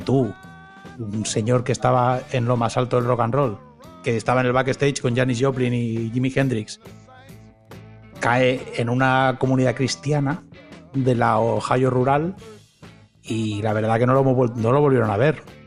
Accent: Spain; moved away as an adult; also born or lived in Uruguay; now in United States; yo como español que soy

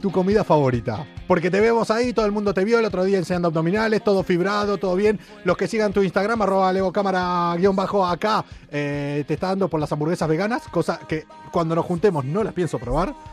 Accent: Argentina; now in Madrid, Spain; los argentinos, eso, somos

